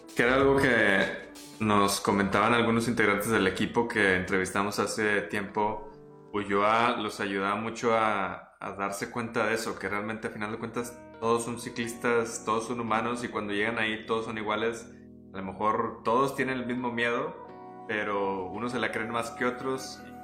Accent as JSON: {"language": "Spanish", "country": "Mexico", "said": "no hablamos mexicano los comentaristas y pues es español"}